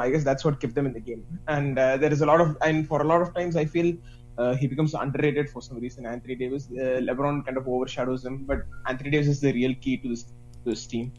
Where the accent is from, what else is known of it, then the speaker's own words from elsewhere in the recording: India; I'm from India